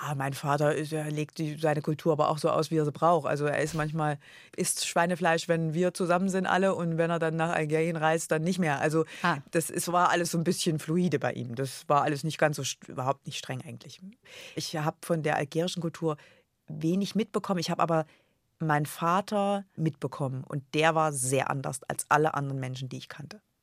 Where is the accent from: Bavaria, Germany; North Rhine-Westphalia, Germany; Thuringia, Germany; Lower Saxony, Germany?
Thuringia, Germany; a small village near Erfurt; moved away as an adult; also born or lived in Frankfurt am Main; Jetzt komme ich wirklich aus Erfurt, bei Erfurt, ein ganz kleines Dorf, 80 Einwohner